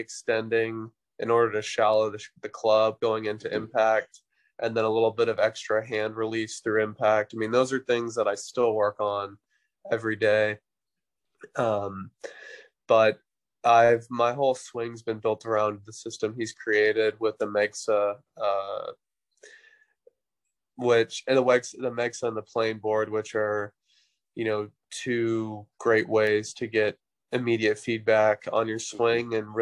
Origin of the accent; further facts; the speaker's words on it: Central Florida, United States; growing up in Central Florida